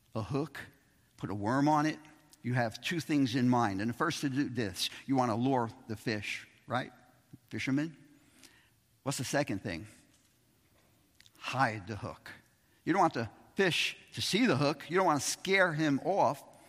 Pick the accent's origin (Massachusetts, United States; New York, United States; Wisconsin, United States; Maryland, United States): New York, United States; New York City; Growing up in Brooklyn